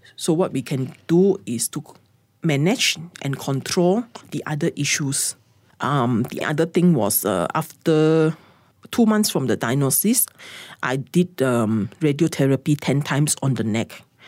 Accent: Sabah, Malaysia; moved away; I went back to my hometown, which is in Sabah

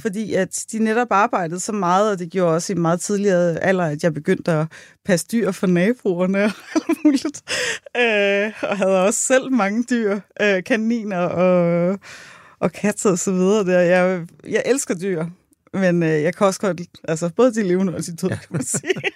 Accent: Buerup, Zealand, Denmark; Jeg er fra Vestjylland.

